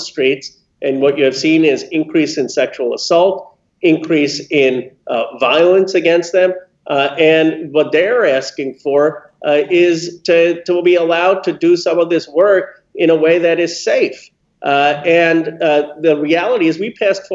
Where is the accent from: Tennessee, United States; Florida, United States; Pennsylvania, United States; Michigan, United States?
Pennsylvania, United States; Philadelphia; I was born in Philadelphia, and I got to go to a good public school